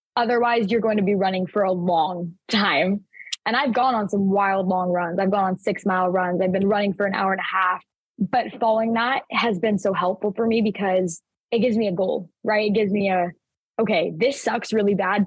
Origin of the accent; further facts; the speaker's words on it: Mesa, Arizona, United States; also born or lived in Gilbert, Arizona; We moved from Gilbert, Arizona to Mesa, Arizona. And so I, I started a new school. It was like halfway through kindergarten.